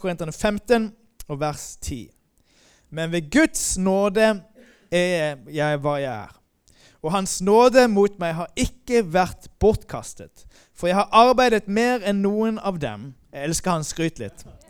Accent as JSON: {"language": "Norwegian", "town": "Moi", "region": "Agder", "country": "Norway", "also_born_or_lived": "Denmark / Sweden", "moved": "yes", "lives_now": "Malmö, Sweden", "said": "jeg kommer opprinnelig fra Moi"}